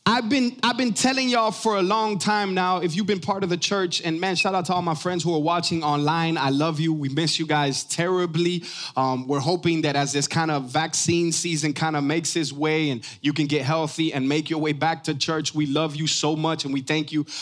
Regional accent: Miami, Florida, United States; I'm from Miami

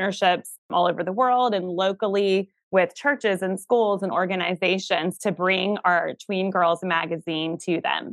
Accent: Atlanta, Georgia, United States; now in South Carolina, United States; I'm from Atlanta originally and now live in South Carolina

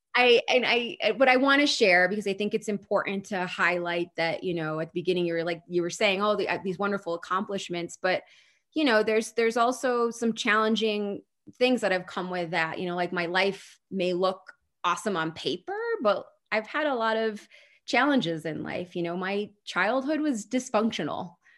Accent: Holland, Michigan, United States; moved away; also born or lived in New York City / Chicago; my hometown in Michigan, Holland, Michigan

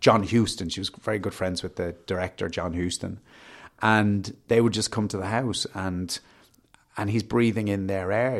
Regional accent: Wicklow, Leinster, Ireland; I'm from Wicklow

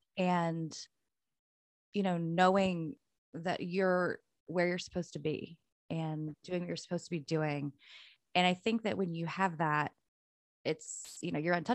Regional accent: North Carolina, United States; also born or lived in Illinois; I was born in North Carolina.

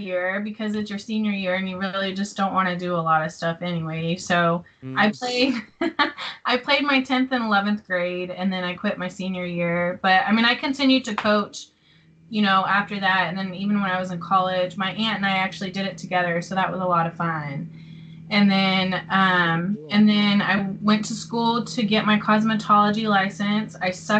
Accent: Midland, Texas, United States; also born or lived in Illinois; So really, I just say I'm from Midland because, I mean, you can't beat Texas. So I just say I'm from there because Illinois is, I mean, I didn't live there very long. And then, yeah, so I'm from Midland.

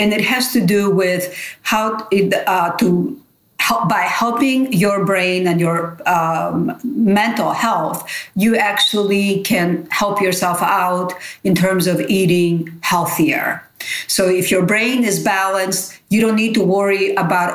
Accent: Nafplio, Peloponnese, Greece; English is a second language; moved away; I'm from Nafplion. I'm from the old town center of Nafplion.

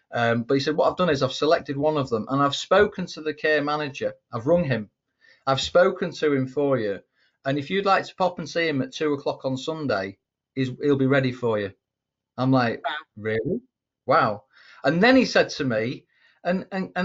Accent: England, United Kingdom; I'm an Englishman

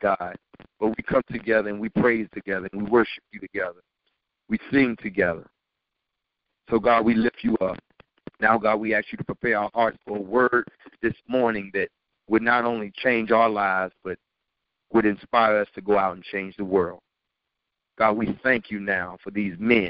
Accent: New York City, New York, United States; born and raised in Brooklyn, New York

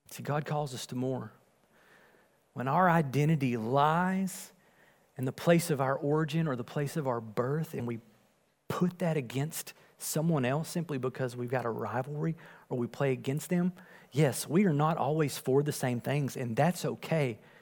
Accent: Wills Point, Texas, United States; I was born and raised in Wills Point

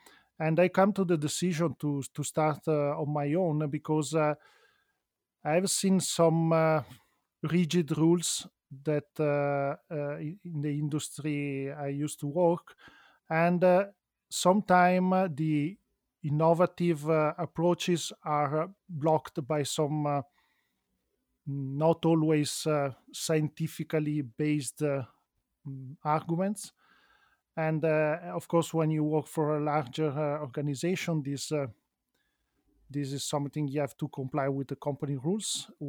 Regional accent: Milan, Lombardy, Italy; also born or lived in Venice; And despite I'm an Italian citizen, I was born in Venice, grew up in Milano, then I found that Switzerland in general and Ticino is a very nice place

